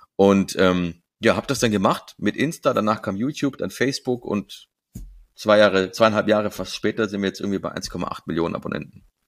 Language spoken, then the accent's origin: German; Stuttgart, Baden-Württemberg, Germany; meiner Stuttgarter Bubble, wo ich herkomme, ne, wo man mich so kennt, wo ich mein Netzwerk habe